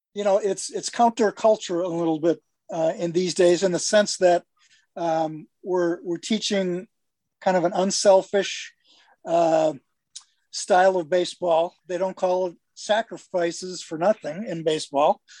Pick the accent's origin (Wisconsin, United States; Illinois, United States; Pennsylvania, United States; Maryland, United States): Wisconsin, United States; Milwaukee; grew up on the east side of Milwaukee